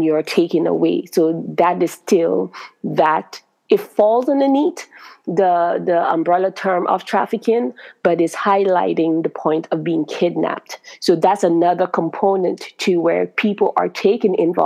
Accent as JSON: {"language": "English", "country": "Grenada", "moved": "yes", "lives_now": "United States", "said": "I'm from Grenada"}